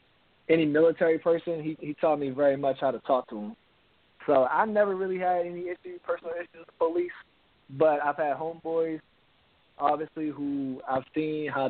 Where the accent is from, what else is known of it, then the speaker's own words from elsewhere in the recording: Baltimore, Maryland, United States; I'm from Baltimore, Maryland